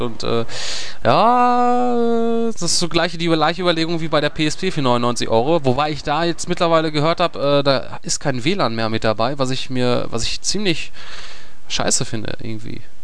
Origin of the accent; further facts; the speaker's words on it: Germany; als äh, Deutscher